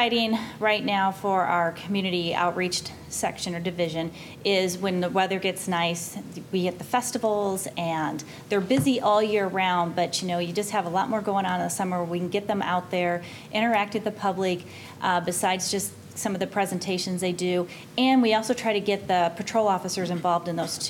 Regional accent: Cedar Rapids, Iowa, United States; moved away as an adult; now in Iowa City, United States; I'm just from up the road in Cedar Rapids. I've been here as long as I was in Cedar Rapids

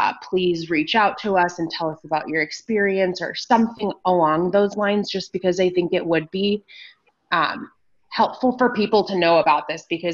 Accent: Sudan; now in Iowa City, United States; I have lived in Iowa City for probably almost 21 years now. I'm an immigrant from Sudan

